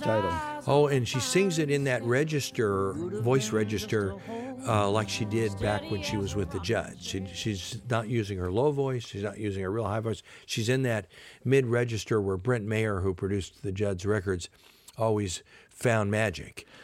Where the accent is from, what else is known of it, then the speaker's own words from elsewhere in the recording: Compton, California, United States; also born or lived in Savannah, Georgia; I was born in Savannah, Georgia. My dad was an FBI agent. He got transferred, and we ended up in Compton, California